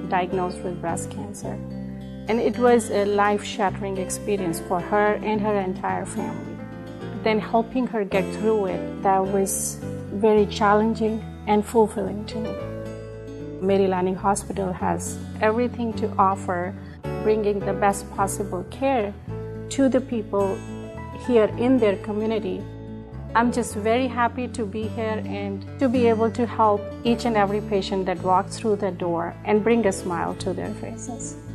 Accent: India; I grew up in India and then did residency in three different countries.

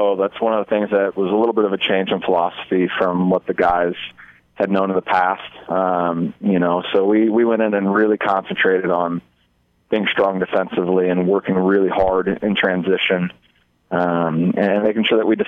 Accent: Omaha, Nebraska, United States; now in Hastings, United States; I'm from Omaha, Nebraska, and I grew up playing against Hastings at Bellevue University

